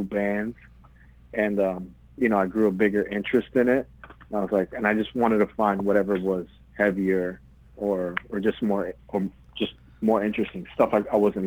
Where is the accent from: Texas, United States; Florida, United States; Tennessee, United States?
Florida, United States; Miami; moved away as an adult; also born or lived in Queens, New York; now in New York, United States; my parents decided to move down to the sixth borough, Miami, Florida, and I grew up in Miami after